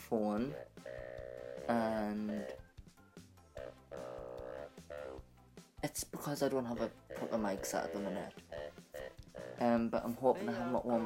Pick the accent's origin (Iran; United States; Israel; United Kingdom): United Kingdom; I'm from United Kingdom, and I live with my mum.